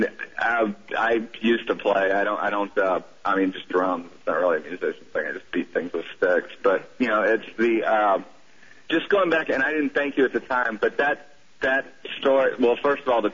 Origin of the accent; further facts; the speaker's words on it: southern United States, United States; accent: southern; I'm sliding into my southern accent.